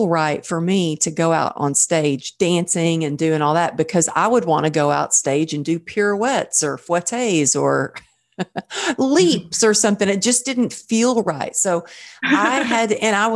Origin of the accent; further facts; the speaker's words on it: Texas, United States; I'm from Texas